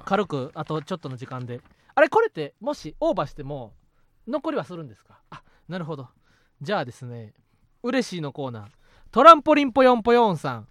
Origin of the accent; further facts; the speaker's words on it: Osaka, Japan; moved away; 俺はもともと地元大阪で